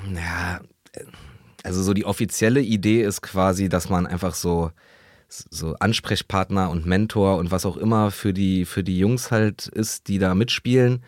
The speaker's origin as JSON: {"language": "German", "region": "Berlin", "country": "Germany", "tie": "born or raised there", "said": "in Berlin, in meiner Heimat in Neukölln"}